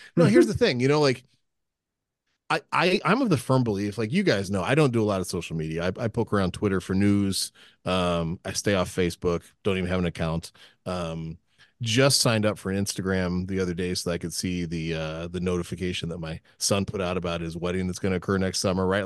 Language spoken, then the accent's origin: English; United States; I am an American